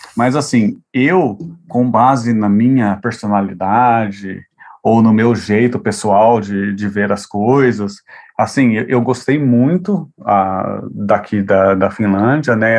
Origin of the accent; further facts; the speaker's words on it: Brazil; moved away as an adult; also born or lived in Europe; apesar de eu ter a ah, saído do Brasil, assim, né, e decidido a ah, me tornar professor no, no exterior, eu ainda sou brasileiro